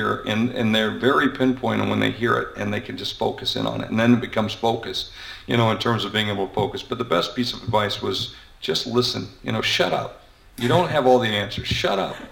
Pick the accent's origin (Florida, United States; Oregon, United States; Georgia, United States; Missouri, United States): Georgia, United States; Warner Robins; I grew up in Warner Robins, Georgia.